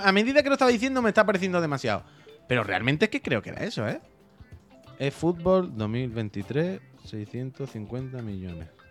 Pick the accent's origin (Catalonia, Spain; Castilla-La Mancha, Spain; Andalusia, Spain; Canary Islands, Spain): Andalusia, Spain; La Línea de la Concepción; moved away; Yo soy de la línea